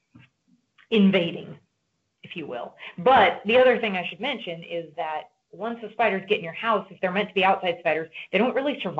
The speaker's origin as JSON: {"language": "English", "region": "Nebraska", "country": "United States", "tie": "born or raised there", "said": "I grew up in Nebraska"}